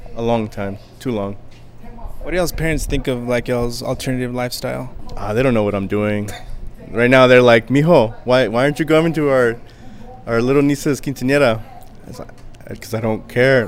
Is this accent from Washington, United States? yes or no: no; Riverside, California, United States; also born or lived in East Los Angeles, California / San Bernardino, California; I'm from Riverside, California.